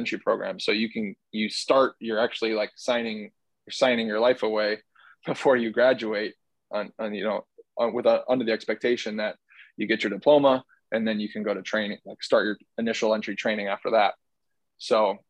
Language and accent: English; Chicago, Illinois, United States; growing up in Chicago